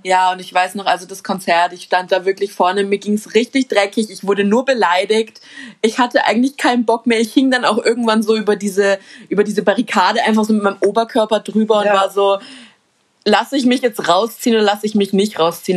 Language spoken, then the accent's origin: German; Munich, Bavaria, Germany; bei uns in München